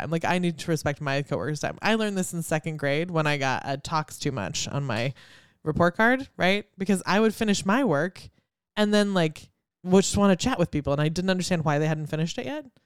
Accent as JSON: {"language": "English", "country": "China", "tie": "born there", "said": "I don't know if we've told everybody I was born in China, but like I have a Chinese name."}